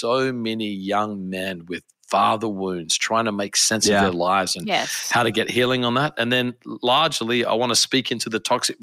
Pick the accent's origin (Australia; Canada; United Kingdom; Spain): Australia; Adelaide, South Australia; moved away as an adult; now in United States; I am originally from Australia. I grew up in a city called Adelaide